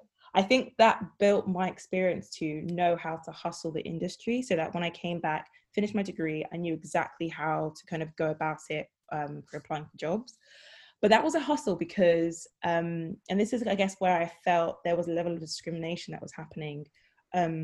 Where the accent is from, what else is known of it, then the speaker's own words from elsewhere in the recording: London, United Kingdom; also born or lived in Ghana / Nottingham; I was living at home, so I was able to, I guess, not have to pay rent and stuff because I'm from London